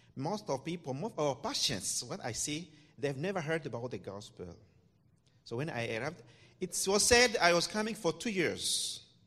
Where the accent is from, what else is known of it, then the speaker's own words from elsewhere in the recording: DR Congo; moved away; also born or lived in Côte d'Ivoire; I'm from the Democratic Republic of the Congo